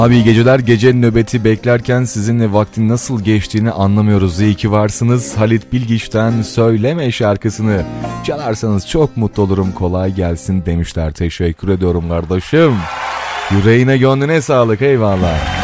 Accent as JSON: {"language": "Turkish", "town": "Turhal", "region": "Tokat", "country": "Turkey", "tie": "born or raised there", "said": "ben de Tokat Turhal'lıyım"}